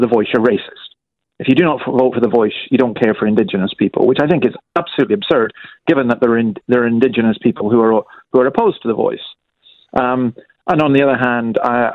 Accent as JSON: {"language": "English", "area": "Scot", "region": "Scotland", "country": "United Kingdom", "moved": "yes", "lives_now": "Australia", "said": "as a Scot who doesn't have Australian citizenship yet"}